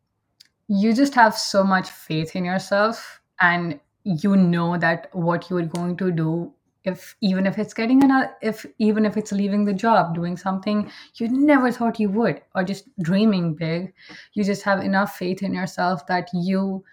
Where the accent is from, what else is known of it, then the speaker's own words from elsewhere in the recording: India; moved away as an adult; now in Canada; I am originally from India, but I migrated to Canada around 2 years back with my entire family.